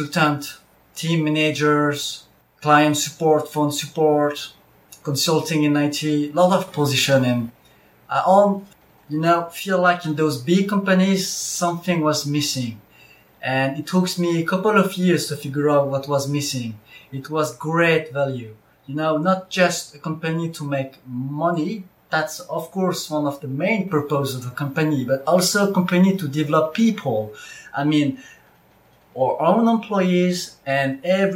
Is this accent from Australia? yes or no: no; France; I'm born in France in 1985